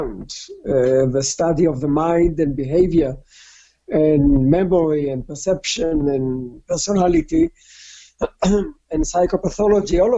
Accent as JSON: {"language": "English", "country": "Israel", "tie": "born or raised there", "also_born_or_lived": "Newcastle", "moved": "as an adult", "said": "I was born in Israel in a communal settlement called Kibbutz, born and raised"}